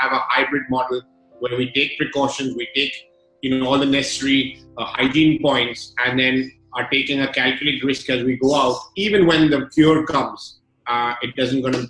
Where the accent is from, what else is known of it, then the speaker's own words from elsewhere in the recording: London, United Kingdom; I grew up in London, and at the age of 13, I was in a school in the UK, one of the very few Indians in that school